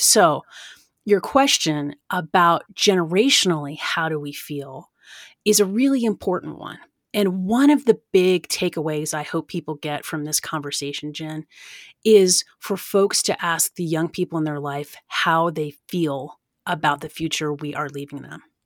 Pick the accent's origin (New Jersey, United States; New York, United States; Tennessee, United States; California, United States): Tennessee, United States; Oak Ridge; I grew up in East Tennessee, really close to the Great Smoky Mountains National Park